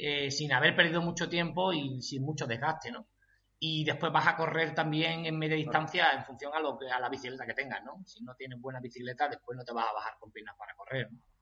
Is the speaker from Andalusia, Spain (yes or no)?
yes; Chiclana de la Frontera, Andalusia, Spain; yo soy de Chiclana, allí mucha tradición de trialón, el trialón más antiguo de España. Entonces, desde, muy pequeño, pues yo he estado pues viendo trialón